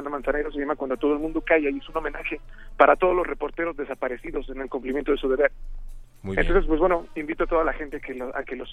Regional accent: Mexico; Y pues soy el único mexicano que va.

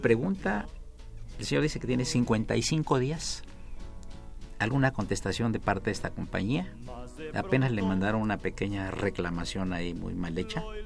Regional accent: Veracruz, Mexico; yo soy veracruzano

